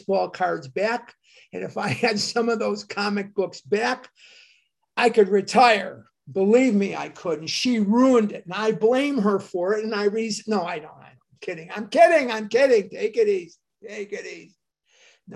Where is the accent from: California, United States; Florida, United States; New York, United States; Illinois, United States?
Illinois, United States; Chicago; moved away; also born or lived in Oregon; I'm from Devon Avenue in Chicago